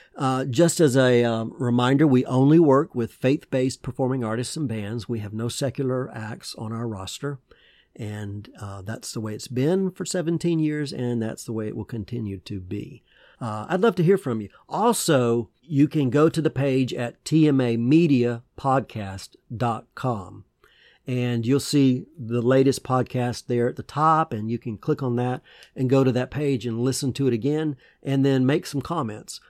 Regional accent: Georgia, United States; I used to go to drive-in movie theaters, uh, in my hometown in Georgia with my parents

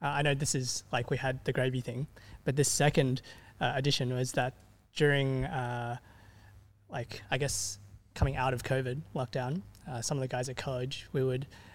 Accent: Sydney, New South Wales, Australia; also born or lived in Meadowbank; I grew up in West Ryde

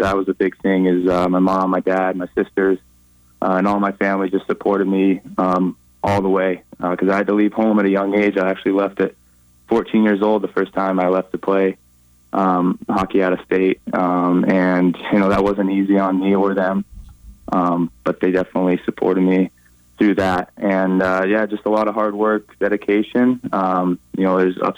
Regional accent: Billings, Montana, United States; I grew up playing in Billings, just playing A hockey there

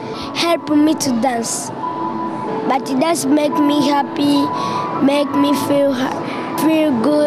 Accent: Uganda; I'm from Uganda.

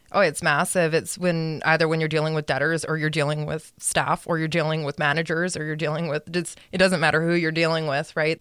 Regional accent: Edmonton, Alberta, Canada; I grew up in Edmonton.

